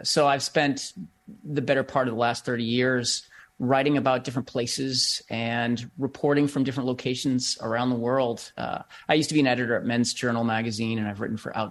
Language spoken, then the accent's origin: English; Bedford, Massachusetts, United States; my town in Bedford, Massachusetts, my hometown